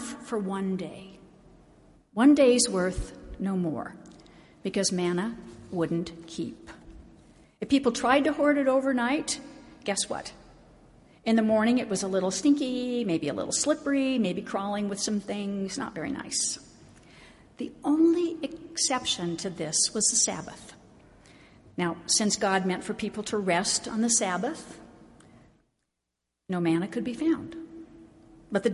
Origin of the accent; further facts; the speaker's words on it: Oregon, United States; now in Salt Lake City, United States; I grew up in Oregon